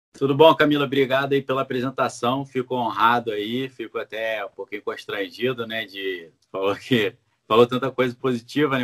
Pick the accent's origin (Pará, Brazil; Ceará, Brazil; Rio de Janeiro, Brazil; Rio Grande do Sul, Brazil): Rio de Janeiro, Brazil; eu sou do Rio, né? Eu falo OCDE